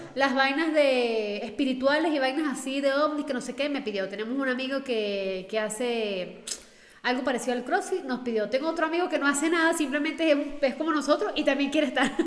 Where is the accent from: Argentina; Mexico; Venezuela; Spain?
Venezuela; somos de Venezuela